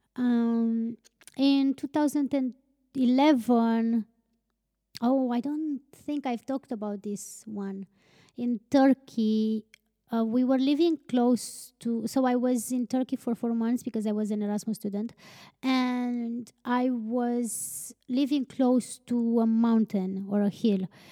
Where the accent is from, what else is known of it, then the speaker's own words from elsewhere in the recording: Romania; we're from Romania